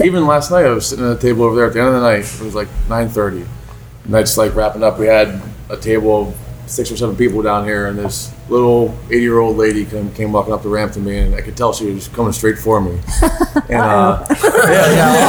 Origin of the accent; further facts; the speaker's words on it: Pittsburgh, Pennsylvania, United States; growing up in Pittsburgh